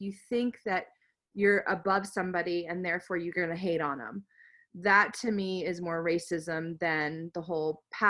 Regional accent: United States; This is somebody being prejudiced towards me because I'm American.

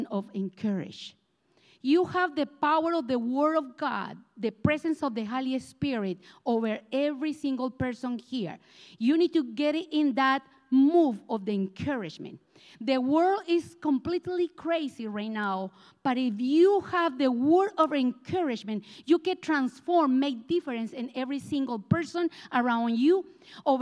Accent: Colombia; English is a second language; moved away; I am from Colombia, South America, and I have this accent that it looks like I never leave me alone

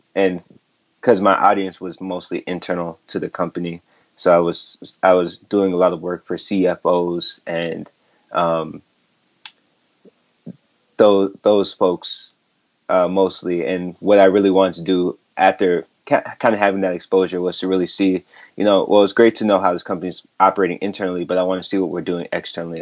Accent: St. Paul, Minnesota, United States; moved away as an adult; also born or lived in New York; I grew up in the Midwest, St. Paul, Minnesota, as a first generation Nigerian.

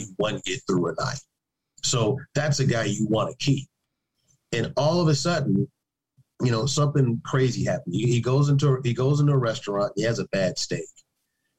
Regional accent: Chicago, Illinois, United States; I'm from Chicago

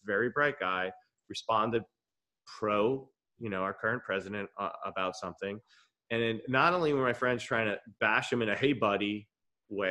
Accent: Levittown, New York, United States; moved away; also born or lived in Boston; coming from the small town of Levittown, Long Island, the original suburb

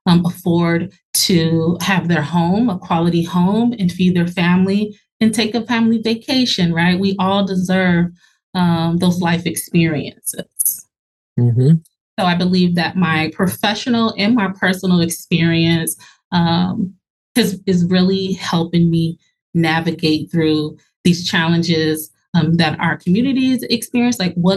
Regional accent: Minneapolis, Minnesota, United States; also born or lived in Los Angeles; So I was born in Los Angeles, but I just say Minneapolis is home. Minnesota is home. This is what I'm used to.

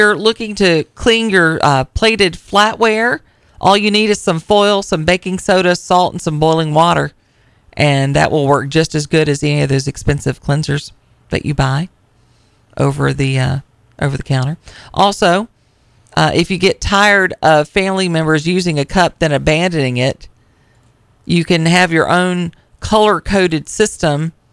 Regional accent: Tennessee, United States; I'm from Tennessee

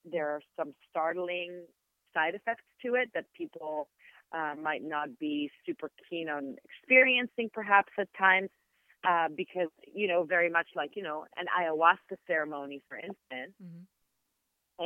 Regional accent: Israel; first language Hebrew; English is a second language; moved away; also born or lived in New York; I'm Israeli, mm-hmm and my native language is Hebrew

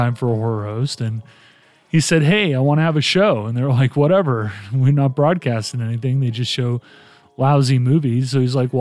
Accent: United States; also born or lived in England; I'm American

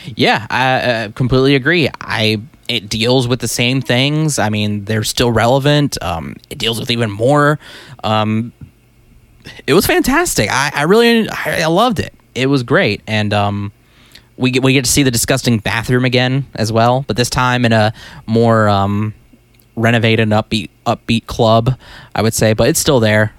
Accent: United States; we're American

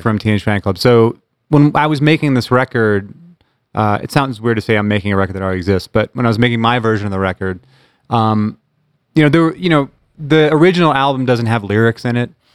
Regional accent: Bremerton, Washington, United States; growing up in Bremerton

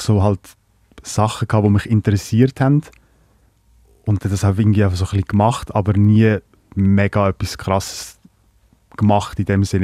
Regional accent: Lucerne, Switzerland; also born or lived in Croatia; meiste Zeit halt in Kanton Luzern unterwegs gewesen, am Hasseln und äh, zu Hofteren aufgewachsen, die grösste Teil

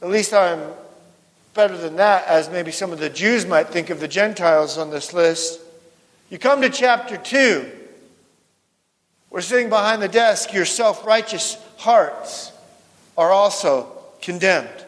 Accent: West Coast, United States; moved away; also born or lived in North Dakota; I grew up on the West Coast

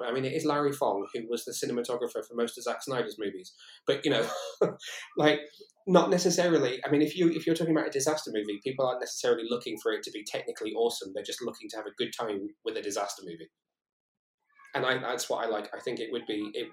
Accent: Shrewsbury, West Midlands, United Kingdom; moved away as an adult; also born or lived in Newport, South Wales / Cardiff; I come from Shrewsbury originally, which is quite a small town, where my mum and dad lived

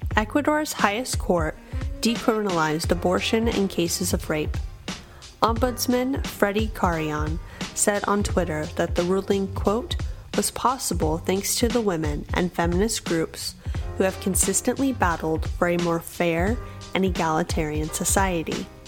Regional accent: Sacramento, California, United States; In my hometown of Sacramento, California

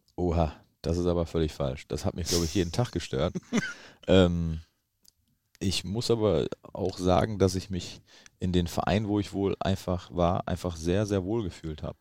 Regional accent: Mönchengladbach area, North Rhine-Westphalia, Germany; now in Bremen, Germany; ich komme da aus der Ecke

